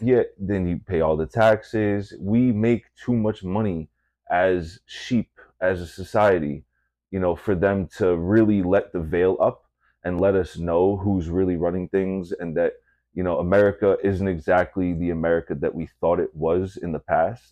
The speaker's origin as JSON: {"language": "English", "region": "Massachusetts", "country": "United States", "tie": "born or raised there", "moved": "yes", "said": "coming from Massachusetts"}